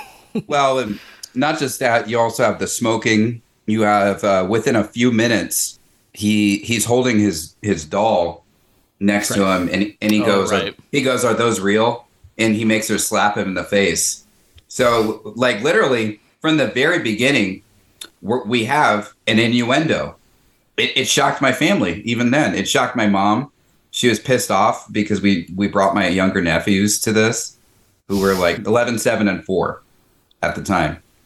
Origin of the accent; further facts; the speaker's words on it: the South, United States; growing up in the South